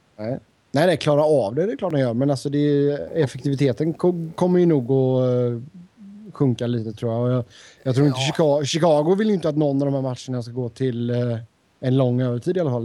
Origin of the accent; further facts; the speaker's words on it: Sweden; moved away as an adult; now in United States; har inte jag bott hemma i Sverige på nästan tio år